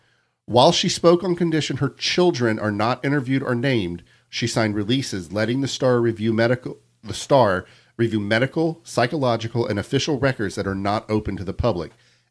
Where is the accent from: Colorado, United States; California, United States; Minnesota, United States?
Colorado, United States; I'm from Colorado.